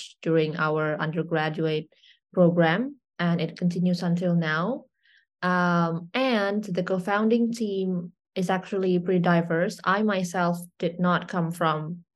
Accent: Indonesia; I'm from Indonesia, born and raised

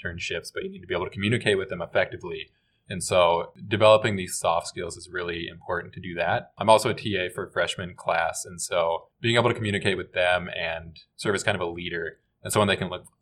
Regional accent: Nebraska, United States; I was also born and raised in Nebraska

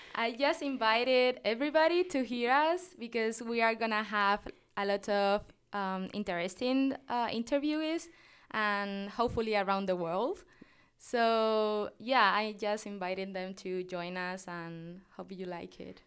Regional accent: Tenerife, Canary Islands, Spain; accent: Canarian Spanish, similar to Latin American; English is a second language; moved away as an adult; now in Nebraska, United States; I'm, I'm from a island called Tenerife

